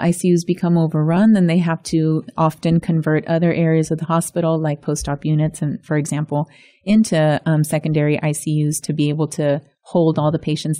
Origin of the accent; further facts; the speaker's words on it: Texas, United States; growing up in Texas, I've gone by both most of my life